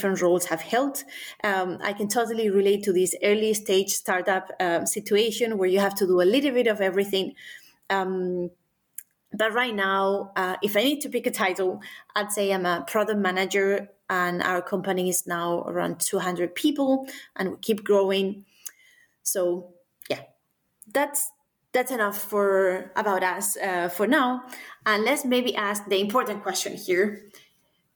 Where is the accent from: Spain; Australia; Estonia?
Spain; moved away as an adult; also born or lived in United Kingdom; now in Denmark; I was born in Spain